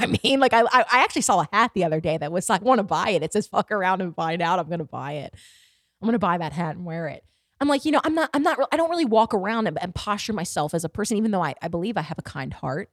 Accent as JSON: {"language": "English", "town": "Baltimore", "region": "Maryland", "country": "United States", "tie": "born or raised there", "said": "my hometown, Baltimore"}